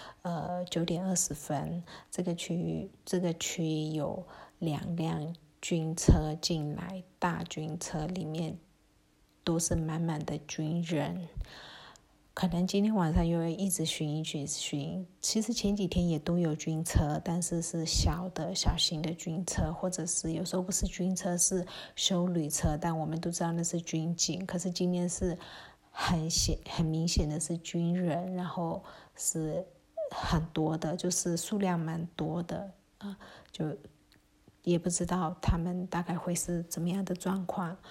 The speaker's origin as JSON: {"language": "Chinese", "country": "Myanmar", "second_language": "Chinese", "said": "就是缅甸，我们缅甸人很喜欢吃酸酸的，像连芒果，我们都是青芒果加辣椒酸的这种拌的。"}